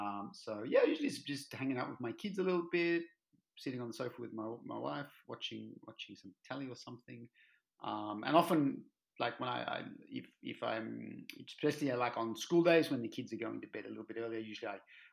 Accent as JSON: {"language": "English", "country": "Australia", "also_born_or_lived": "Germany", "moved": "yes", "lives_now": "Belgium", "said": "Gosh, about 9 years in Belgium now. Yeah, but I left Australia more than 25 years ago. So my accent's a little bit mixed up now."}